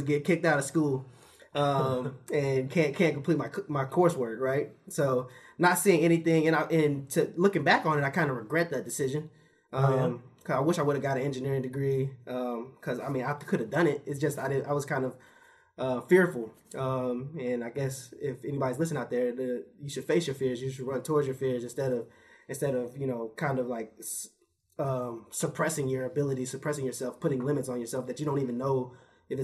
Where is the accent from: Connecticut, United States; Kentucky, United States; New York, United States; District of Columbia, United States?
Kentucky, United States; Lexington; also born or lived in Virginia; I'm born and raised here in Lexington, Kentucky